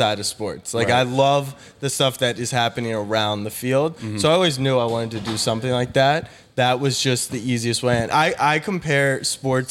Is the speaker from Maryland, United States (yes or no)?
yes; Maryland, United States; I grew up in Maryland, so big lacrosse scene.